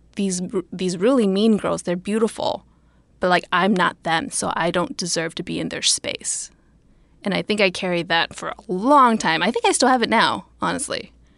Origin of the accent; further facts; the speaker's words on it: United States; raised American